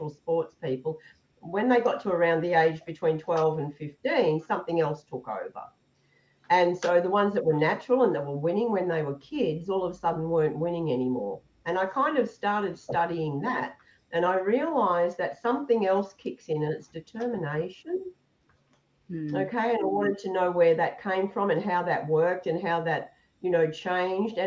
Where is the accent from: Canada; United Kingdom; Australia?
Australia; Melbourne, Victoria; now in Noosaville, Australia; I was brought up right in Melbourne, in the city.